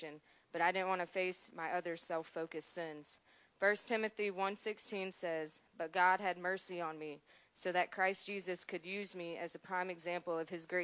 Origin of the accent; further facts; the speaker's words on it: Adams Run, South Carolina, United States; I'm 24 years old. I'm from Adams Run, South Carolina.